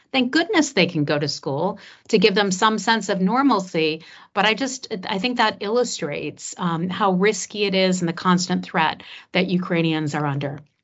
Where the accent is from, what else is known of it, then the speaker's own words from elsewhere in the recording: United States; As an American who, um, previously messaged on behalf of the State Department